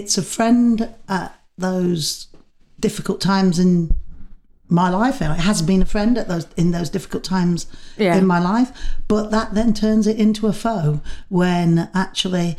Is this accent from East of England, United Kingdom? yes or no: no; Manchester, North West England, United Kingdom; moved away as an adult; I'd come from Manchester